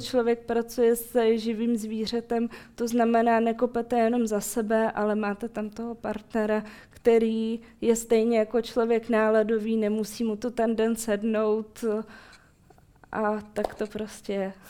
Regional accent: Ukraine; also born or lived in Moscow, Russia (birthplace); now in Czech Republic; já pocházím z Ukrajiny a moje rodiče také

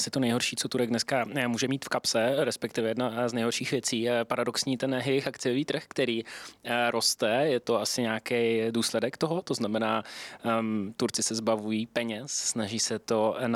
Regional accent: Czechia; My jako Češi

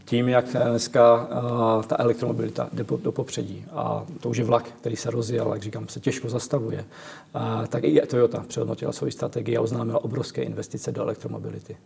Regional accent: Czechia; já jsem Čech, jsem z České republiky

